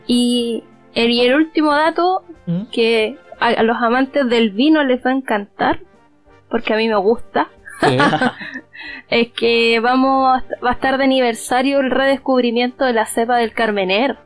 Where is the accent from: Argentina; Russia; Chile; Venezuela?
Chile; acá en Chile, obviamente, como somos una colonia española